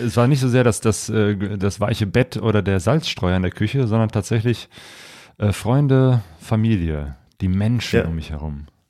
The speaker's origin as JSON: {"language": "German", "country": "Germany", "said": "wir als Deutsche"}